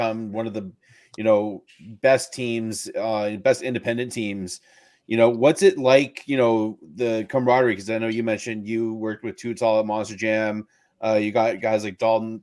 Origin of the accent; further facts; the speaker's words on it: Alberta, Canada; I'll say this as a Canadian and as an Albertan